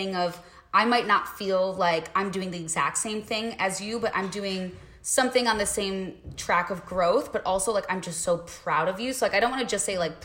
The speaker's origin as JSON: {"language": "English", "town": "Chicago", "region": "Illinois", "country": "United States", "moved": "as an adult", "said": "we both are from Chicago"}